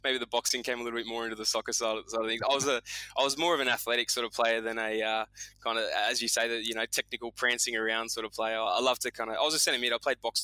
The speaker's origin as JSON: {"language": "English", "area": "Southern Highlands", "region": "New South Wales", "country": "Australia", "tie": "born or raised there", "said": "I grew up in the Southern Highlands"}